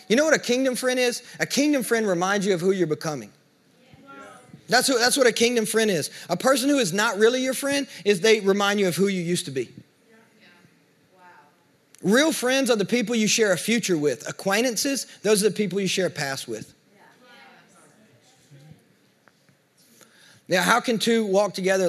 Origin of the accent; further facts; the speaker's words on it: the South, United States; we're from the South